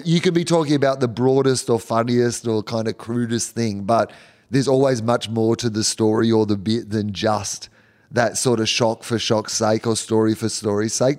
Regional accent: Australia; as an Australian

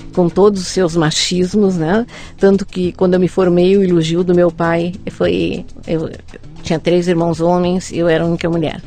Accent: Porto Alegre, Rio Grande do Sul, Brazil; Sou gaúcha, nascida em Porto Alegre

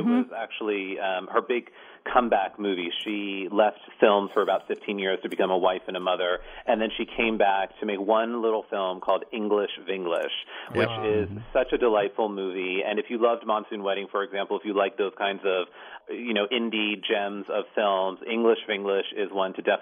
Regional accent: Pennsylvania, United States; I was born here in Pennsylvania and I've spent my whole life in America

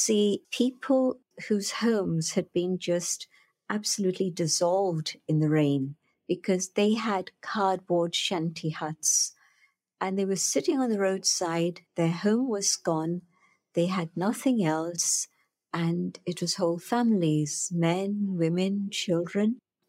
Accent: Pune, Maharashtra, India; I went knocking on the door of Dadi Janki, who later came to London, but she was there resident in my hometown of Pune.

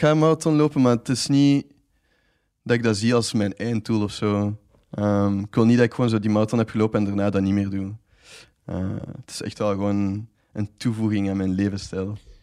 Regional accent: Ghent, Flanders, Belgium; moved away; ik zie mezelf dan ook wel absoluut nog terugkeren dan naar Gent

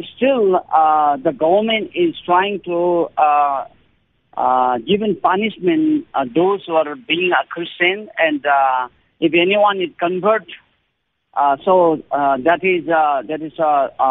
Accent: Nepal; from Nepal

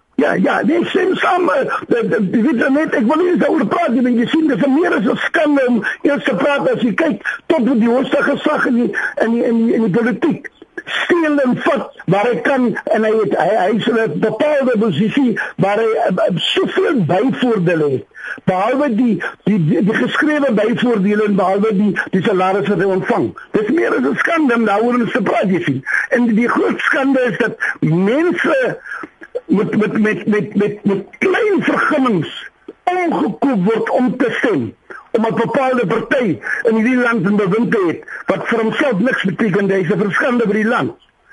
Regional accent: Sandkop, Northern Cape, South Africa; ek is eintlik van Sandkop hier by die dag deurgery, Sandkop die dorpie na Springbok.

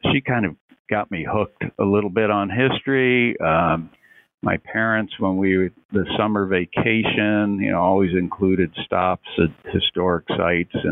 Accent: Fort Lauderdale, Florida, United States; moved away as an adult; also born or lived in Fayetteville, North Carolina / Augusta, Georgia / Newport, Rhode Island / Wilmington, Delaware; now in Savannah, United States; growing up in Fort Lauderdale

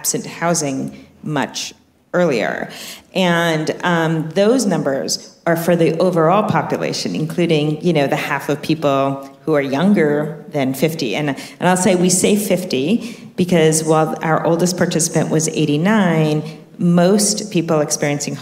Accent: New York, United States; now in California, United States; I'm a New Yorker, if you can't tell by how fast I talk.

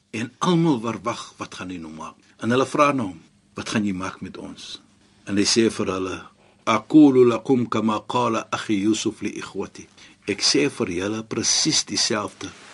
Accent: South Africa; as 'n suid-afrikaner

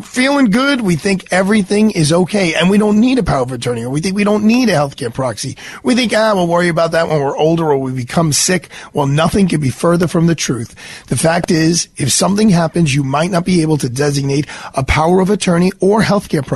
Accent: New York, United States; You and I are diehard New Yorkers

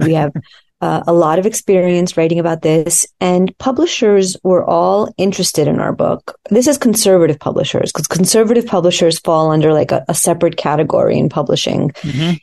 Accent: United States; also born or lived in Soviet Union; I um, came to America as a small child

